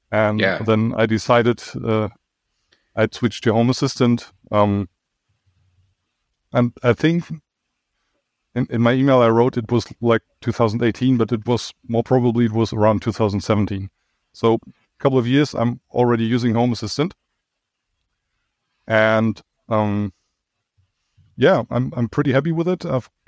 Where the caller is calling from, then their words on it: Dortmund, North Rhine-Westphalia, Germany; I'm joining you from Germany, the western part of Germany. To be precise, from Dortmund.